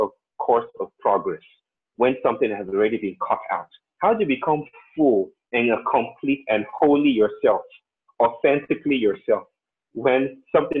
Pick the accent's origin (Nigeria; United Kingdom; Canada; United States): Nigeria; I grew up in Nigeria, most of the time in Nigeria